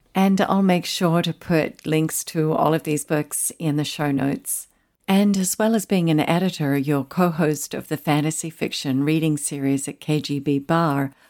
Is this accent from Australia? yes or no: yes; Tasmania, Australia; accent: Australian; moved away as an adult; also born or lived in Pyramid Hill, Victoria / Sydney / Melbourne / Adelaide; now in Southern California, United States; And then my parents moved to Tasmania. We lived in the northern part of the island.